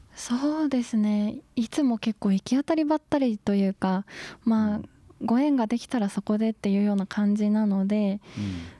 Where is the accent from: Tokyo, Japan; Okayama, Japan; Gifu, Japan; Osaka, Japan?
Gifu, Japan; Gero; moved away as an adult; also born or lived in Tochigi; 岐阜県の下呂市